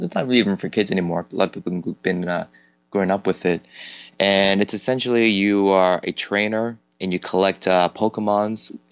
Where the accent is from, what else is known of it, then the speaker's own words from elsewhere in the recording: Toronto, Ontario, Canada; moved away as an adult; now in South Korea; I'm originally from Toronto, Canada. I've been living in Korea for the past 10